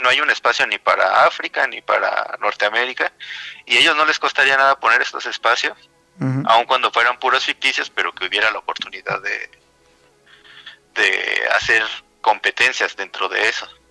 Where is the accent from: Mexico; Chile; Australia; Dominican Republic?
Mexico; Mexico City; soy de la Ciudad de México